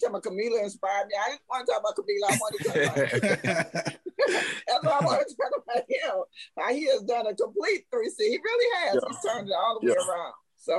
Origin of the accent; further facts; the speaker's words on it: St. Louis, Missouri, United States; now in Atlanta, United States; But yeah, I'm originally from St. Louis, but I've been in Atlanta about over 30 years.